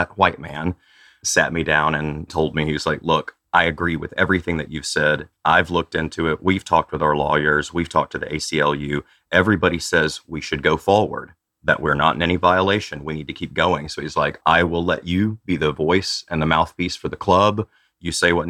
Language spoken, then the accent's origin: English; Tennessee, United States; I grew up queer in Tennessee in a little bitty farm community